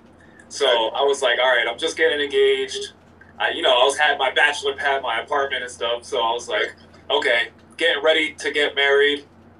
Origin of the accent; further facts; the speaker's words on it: Allentown, Pennsylvania, United States; also born or lived in Orlando, Florida; I'm from Allentown, Pennsylvania